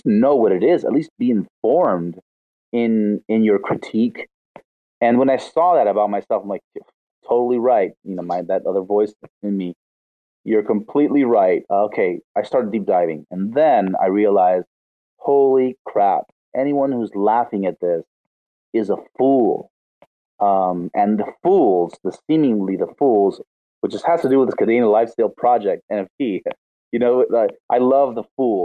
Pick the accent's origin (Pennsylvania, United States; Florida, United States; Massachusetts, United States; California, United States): California, United States; Los Angeles; moved away as an adult; now in Rosario, Argentina; I'm from Los Angeles